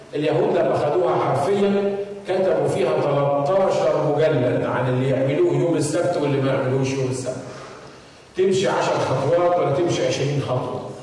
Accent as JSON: {"language": "Arabic", "country": "Egypt", "said": "عندنا في مصر"}